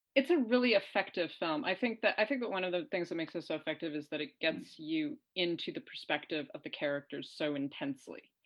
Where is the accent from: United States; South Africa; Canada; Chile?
United States; New York; I'm also a New Yorker